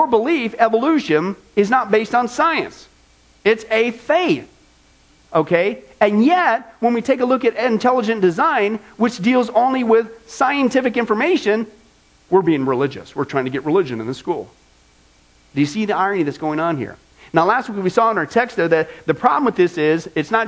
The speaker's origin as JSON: {"language": "English", "area": "the Midwest", "region": "Kansas", "country": "United States", "tie": "born or raised there", "moved": "yes", "lives_now": "Las Vegas, United States", "said": "growing up in the Midwest, out in the middle of nowhere, no light pollution like you get here in Vegas"}